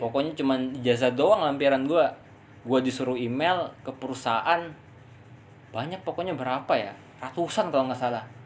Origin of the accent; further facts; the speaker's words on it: Pangkal Pinang, Bangka Belitung Islands, Indonesia; moved away as an adult; also born or lived in Tangerang; now in Jakarta, Indonesia; gua kan asli Pangkal Pinang ya, Bangka Belitung